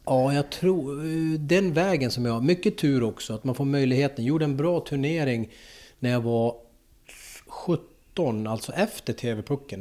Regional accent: Pajala, Norrbotten County, Sweden; Jag kommer ju från Pajala. Så att jag höll ju på i Pajala med... Det var min pappa som startade upp hockeyn i Pajala.

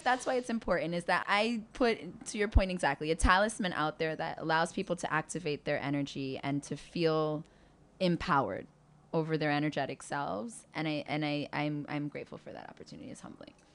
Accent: New York, United States; I grew up in Spanish Harlem

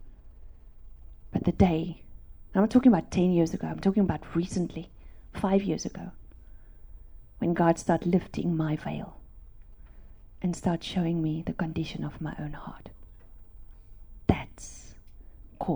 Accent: South Africa; English is a second language; I grew up in South Africa on a farm

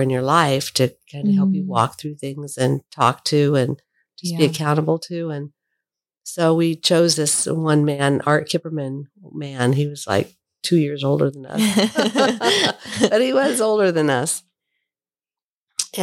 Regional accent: Fremont, California, United States; moved away as an adult; also born or lived in Sunnyvale / San Jose; now in Weaverville, United States; Moved away from my hometown of Fremont

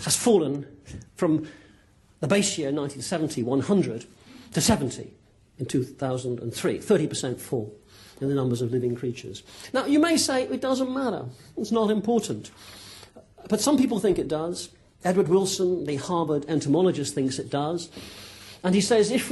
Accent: Plymouth, South West England, United Kingdom; accent: West Country; now in Cambridge, United Kingdom; I was brought up in Plymouth

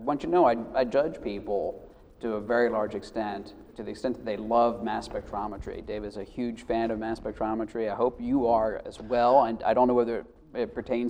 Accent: Rockville, Maryland, United States; I grew up in Montgomery County. Yeah, in Rockville.

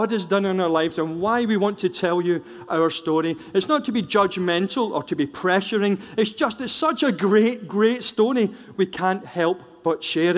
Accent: Scotland, United Kingdom; I'm a Scot

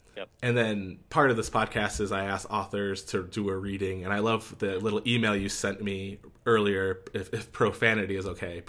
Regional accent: Scranton, Pennsylvania, United States; also born or lived in York County, Pennsylvania; Yeah, so I'm from Scranton, and then I lived for 6 months down in York County, so closer to Carlisle.

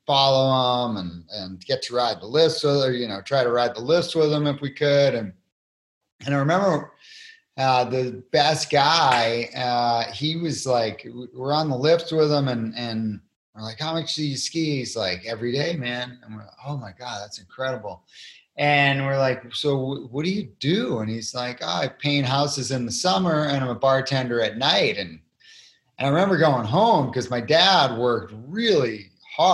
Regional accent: Cape Cod, Massachusetts, United States; I was born and raised on Cape Cod, Massachusetts at 200 feet above sea level

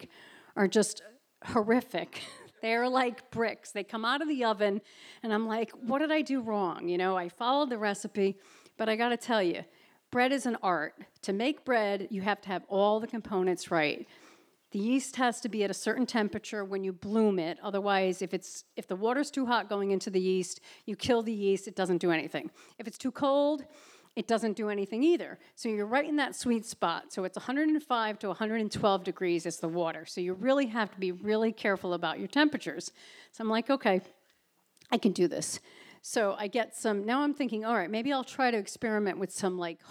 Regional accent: New Haven, Connecticut, United States; moved away as an adult; now in Cape Cod, United States; I grew up near New Haven, Connecticut

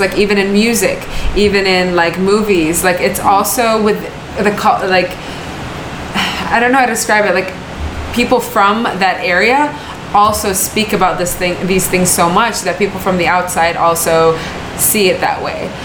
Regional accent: West Bank, Palestine; moved away; I'm from the West Bank

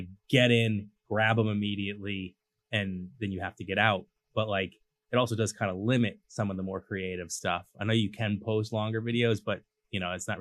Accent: Cambridge, Massachusetts, United States; also born or lived in Southborough; I'm a city kid. I grew up in Cambridge

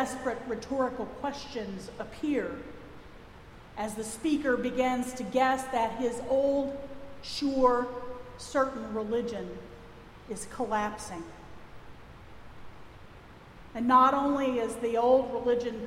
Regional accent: Texas, United States; accent: Texas; my Texas accent.

